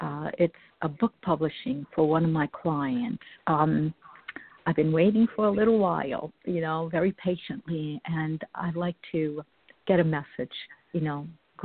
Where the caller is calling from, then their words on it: New Jersey, United States; I'm calling from New Jersey.